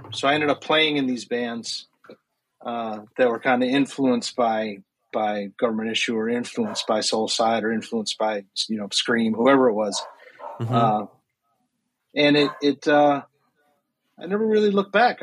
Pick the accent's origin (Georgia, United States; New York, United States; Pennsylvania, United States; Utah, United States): New York, United States; Rochester; moved away as an adult; also born or lived in Maryland; now in Brooklyn, United States; I'm from Rochester, New York originally